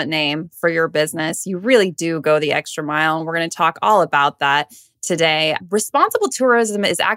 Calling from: North Carolina, United States; As I'm joining you from the states in North Carolina, so cool that we get to connect today.

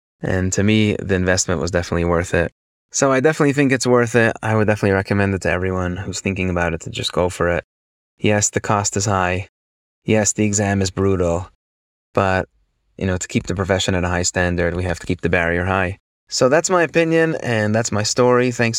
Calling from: New York, United States; Hi, Blake and David. … I'm a CPA. I'm from New York

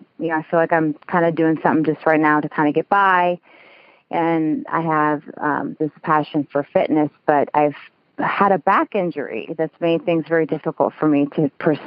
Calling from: Kansas City, United States; I am calling from Kansas City.

